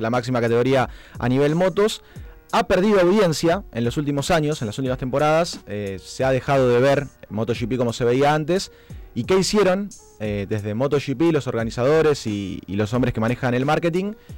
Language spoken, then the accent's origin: Spanish; Argentina; nosotros los argentinos